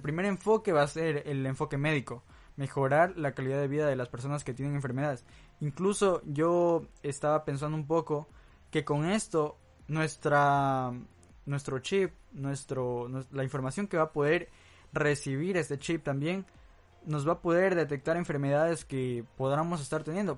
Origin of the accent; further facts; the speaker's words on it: Santo Domingo, Santo Domingo de los Tsáchilas, Ecuador; en mi país, Ecuador, en mi ciudad Santo Domingo